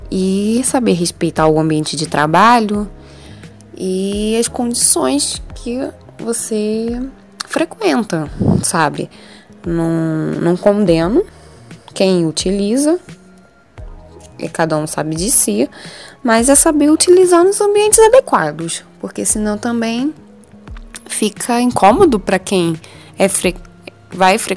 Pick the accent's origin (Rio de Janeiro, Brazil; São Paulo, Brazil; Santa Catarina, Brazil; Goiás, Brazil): Rio de Janeiro, Brazil; Eu sou carioca, então imagina um calor, um caos total.